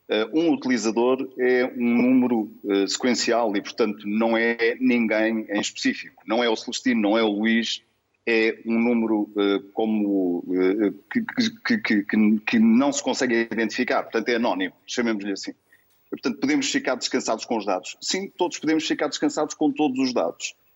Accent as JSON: {"language": "Portuguese", "country": "Portugal", "said": "É isso que é preciso fazer, como português, como cidadão e como cidadão do mundo"}